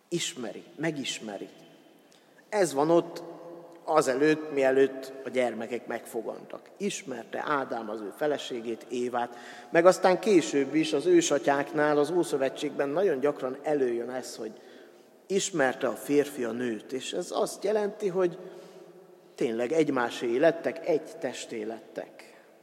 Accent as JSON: {"language": "Hungarian", "country": "Hungary", "first_language": "Hungarian", "said": "a magyar nyelvet és a magyar nyelvtant tanultuk meg leghamarabb"}